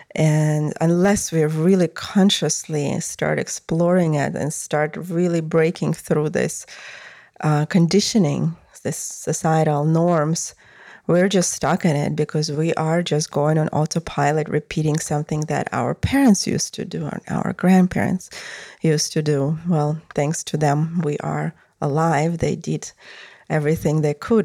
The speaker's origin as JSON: {"language": "English", "country": "Russia", "moved": "yes", "said": "I came from Russia"}